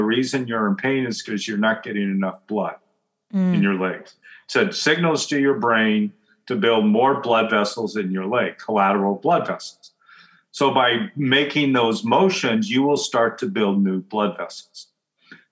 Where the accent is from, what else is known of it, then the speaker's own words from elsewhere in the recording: Oregon, United States; I grew up in Oregon